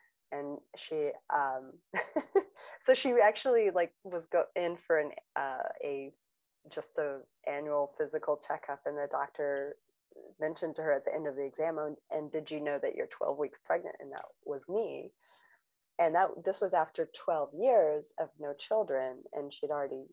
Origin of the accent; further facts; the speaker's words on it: Long Beach, California, United States; I grew up in Long Beach, California